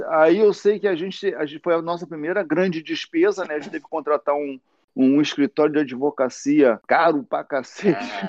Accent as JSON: {"language": "Portuguese", "region": "Rio de Janeiro", "country": "Brazil", "tie": "born or raised there", "also_born_or_lived": "Santa Teresa / São Conrado / Leblon", "moved": "as an adult", "said": "eu sou da Vila da Penha"}